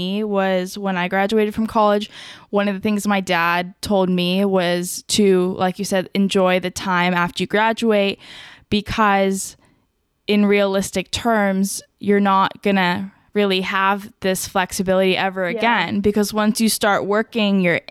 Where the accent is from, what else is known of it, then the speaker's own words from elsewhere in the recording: Las Vegas, Nevada, United States; moved away as an adult; also born or lived in California; now in San Diego, United States; I'm from Vegas, but I grew up in California till I was like 10, and then we moved to Vegas, and then I went to San Diego State University, and then stayed in San Diego after graduating